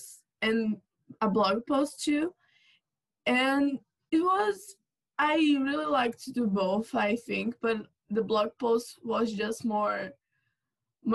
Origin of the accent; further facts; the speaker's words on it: Brazil; I'm from Brazil